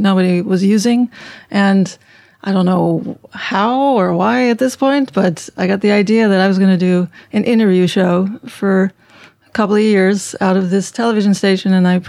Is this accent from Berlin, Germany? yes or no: yes; Berlin, Germany; also born or lived in Konstanz; now in New York, United States; I was born in Konstanz, Germany. That's on the Swiss border, Lake Konstanz. But by the time I was five, we were up in Berlin.